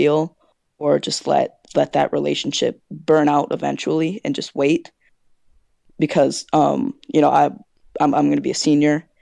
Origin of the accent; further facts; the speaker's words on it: Wisconsin, United States; accent: Midwest; I'm from Wisconsin.